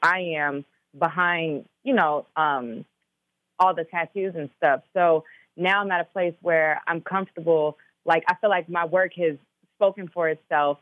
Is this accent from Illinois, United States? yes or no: yes; Chicago, Illinois, United States; also born or lived in Minnesota; I'm from Chicago too